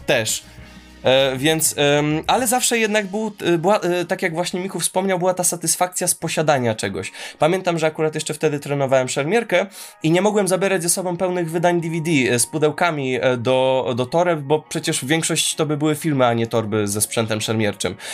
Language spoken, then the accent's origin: Polish; Warsaw, Masovian Voivodeship, Poland; jako jedyny z grupy urodziłem się, jestem z Molochu, e, zwanego Warszawą